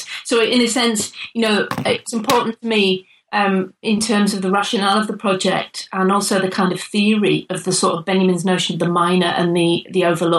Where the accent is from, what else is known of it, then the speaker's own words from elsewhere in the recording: North East England, United Kingdom; now in Manchester, United Kingdom; I'm from the Northeast originally. And then I went to Salford to do my first degree in sociology as a mature student in the mid-90s. And so I arrived in Manchester